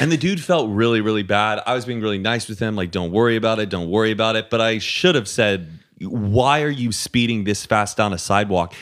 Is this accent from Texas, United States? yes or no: yes; Dallas, Texas, United States; moved away; I grew up in the suburbs of Dallas